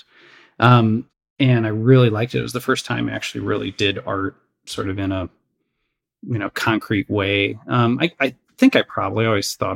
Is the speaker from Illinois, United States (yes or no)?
yes; Crystal Lake, Illinois, United States; I grew up the suburbs of Chicago, Crystal Lake, Illinois